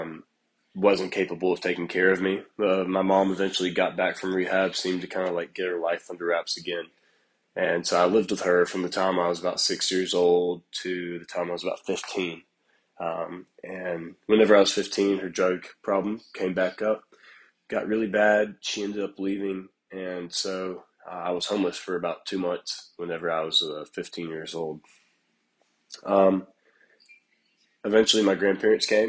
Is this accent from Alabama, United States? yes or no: yes; Prattville, Alabama, United States; born and raised in Prattville, Alabama